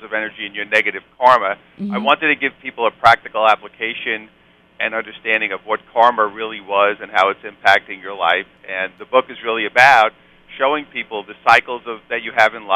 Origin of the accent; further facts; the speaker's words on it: New York City, New York, United States; I'm a New York guy. I'm from Brooklyn.